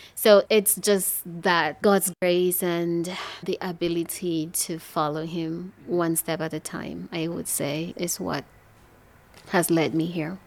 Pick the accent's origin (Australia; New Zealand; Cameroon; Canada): Cameroon; English-speaking part of Cameroon, Anglophone Cameroon; I was born and raised in the English speaking part of Cameroon